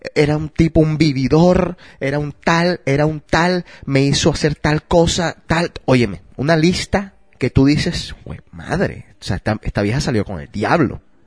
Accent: Colombia; Yo soy de Colombia

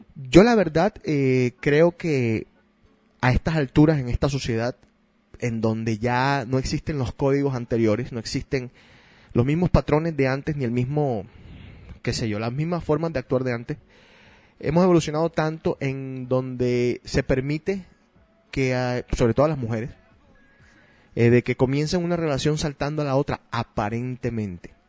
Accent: Argentina; moved away; En mi país le llamaban pastelero aquel que se cambiaba de equipos todo el tiempo

